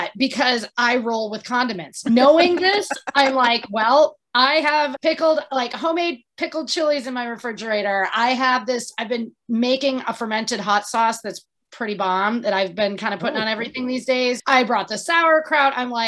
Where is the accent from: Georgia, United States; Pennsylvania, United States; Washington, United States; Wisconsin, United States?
Wisconsin, United States; I'm from Wisconsin